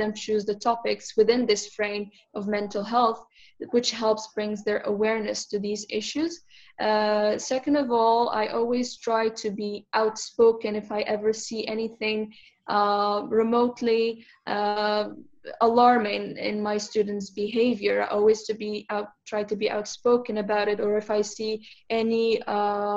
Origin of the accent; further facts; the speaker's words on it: Morocco; now in Turkey; I am from Morocco